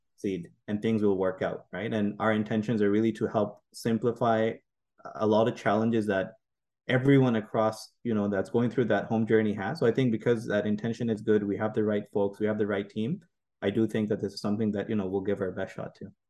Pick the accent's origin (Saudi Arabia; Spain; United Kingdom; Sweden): Saudi Arabia; also born or lived in Pakistan; now in Canada; me born in, you know, uh, in Pakistan, growing, growing up in Saudi Arabia